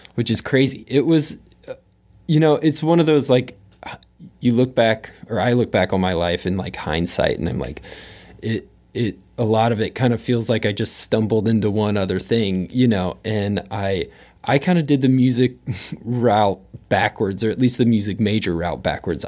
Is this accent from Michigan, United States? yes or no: no; Austin, Texas, United States; moved away as an adult; also born or lived in Dallas, Texas / Waco, Texas / New York City; I was born in Dallas, but I, I grew up in Austin.